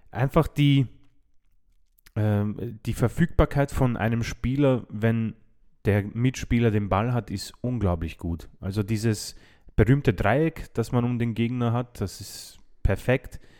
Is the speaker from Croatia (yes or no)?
yes; Croatia; habe ich ein bisschen Angst als Kroate